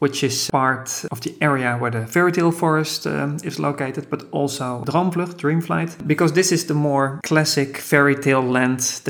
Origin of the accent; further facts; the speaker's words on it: Amersfoort, Utrecht, Netherlands; here in my hometown, Amersfoort